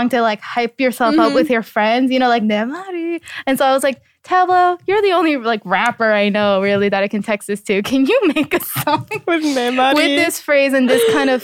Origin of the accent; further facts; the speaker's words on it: United States; I grew up in the States, but you know, my parents speak Korean